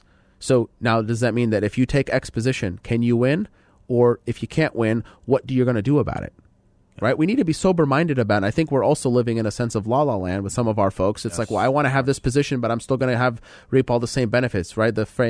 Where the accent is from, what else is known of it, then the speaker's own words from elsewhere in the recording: Lebanon; So if you're Middle Eastern like me, I'm from Lebanon, as we talked about